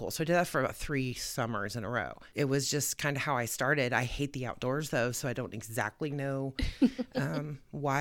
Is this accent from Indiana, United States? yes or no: yes; Muncie, Indiana, United States; also born or lived in Noblesville, Indiana; I grew up here in Muncie.